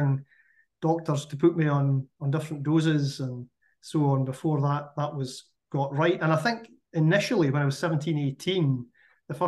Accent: Scottish Borders, Scotland, United Kingdom; I grew up in the Scottish Borders

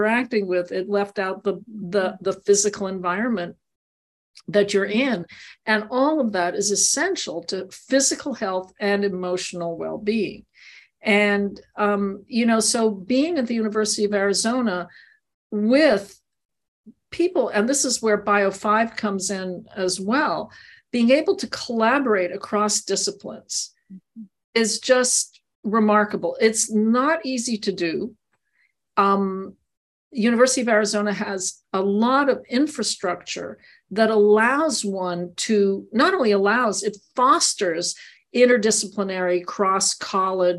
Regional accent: Montreal, Quebec, Canada; also born or lived in Maryland (NIH); now in Tucson, United States; I grew up in Montreal

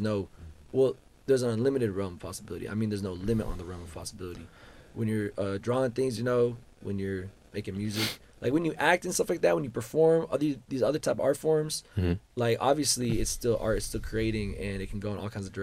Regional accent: Austin, Texas, United States; growing up in Austin, because I've been in Austin for most of my life

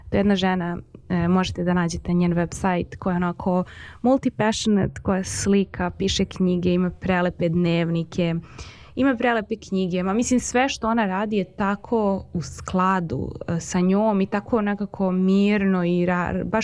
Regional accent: Belgrade, Serbia; kad sam bila mala kristali nisu postojali u Beogradu

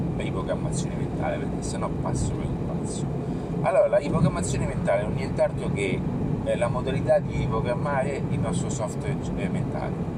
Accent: Rome, Lazio, Italy; also born or lived in Fonte Nuova; io sono di origine, sono di Roma

